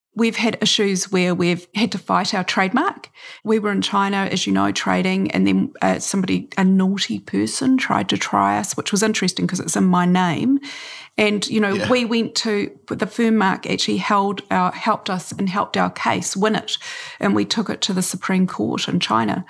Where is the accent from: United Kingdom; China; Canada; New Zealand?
New Zealand; also born or lived in Takapuna Beach, Auckland; I'm a New Zealander